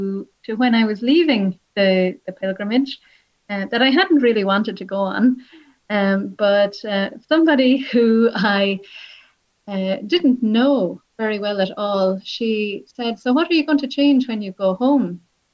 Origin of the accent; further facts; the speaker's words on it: Wexford, Leinster, Ireland; also born or lived in Nashville, United States; now in Limerick, Ireland; I grew up in Wexford. I grew up on a farm